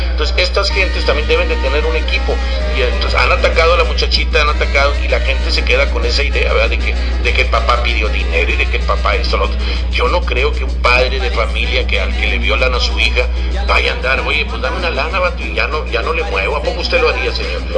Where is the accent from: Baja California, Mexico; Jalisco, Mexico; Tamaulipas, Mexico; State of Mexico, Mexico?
Tamaulipas, Mexico; Río Bravo; todos somos de Río Bravo